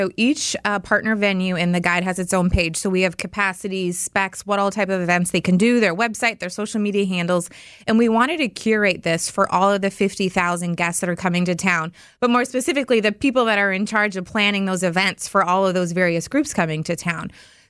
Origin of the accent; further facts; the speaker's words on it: Baraboo, Wisconsin, United States; My hometown is a nice little safe, wonderful community just off Devil's Lake, farm town at heart, but with a lot of flair. And I think it's a great community to grow up in.